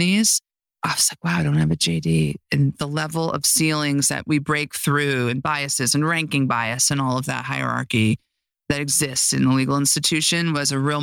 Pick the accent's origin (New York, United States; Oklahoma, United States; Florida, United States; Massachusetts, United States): New York, United States; Mahopac; now in Los Angeles, United States; I grew up 50 miles north of the city in Mayapack